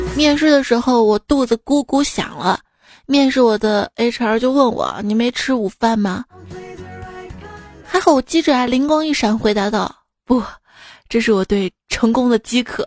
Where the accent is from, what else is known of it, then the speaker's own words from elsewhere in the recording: Xi'an, Shaanxi, China; 我们西安那儿，就是东大村二街